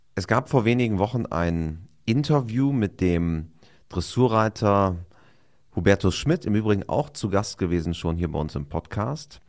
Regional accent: Osnabrück Land, Lower Saxony, Germany; wir kommen ja interessanterweise beide aus dem Ostenrücker Land

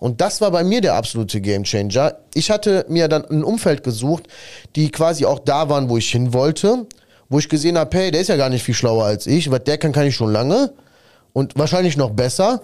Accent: Sicily, Italy; moved away; ich komme ja aus Sizilien und ich sag mal, 1990, äh, da waren wir in Sizilien, haben dort gelebt

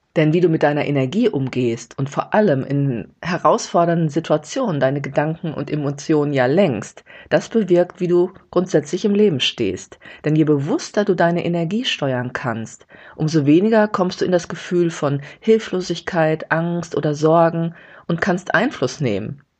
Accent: Gelsenkirchen, North Rhine-Westphalia, Germany; moved away; nach Hause fahre vom Gelsenkirchen, wo ich aufgewachsen bin

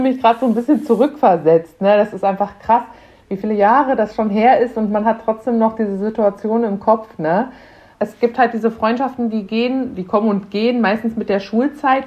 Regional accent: Münster, North Rhine-Westphalia, Germany; Wir kommen auch hier aus NRW, aus der Ecke, auch aus Münster

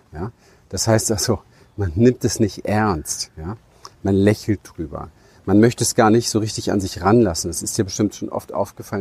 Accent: Berlin, Germany; ich bin ja in Berlin im Hinterhof aufgewachsen

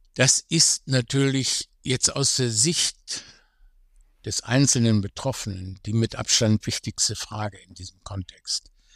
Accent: Germany; Ich bin selber Deutscher

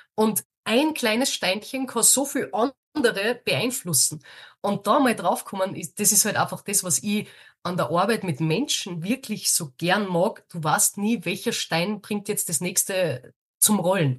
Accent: Austria; bei uns in Österreich

